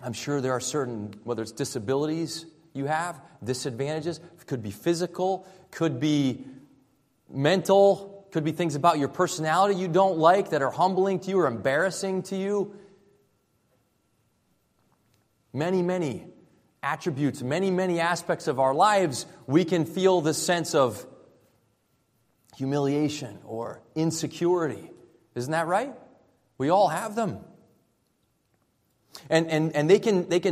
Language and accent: English; Rhode Island, United States; moved away as an adult; also born or lived in Florida / Southern California; I moved from Rhode Island, where I grew up here, down to Florida to attend Christian college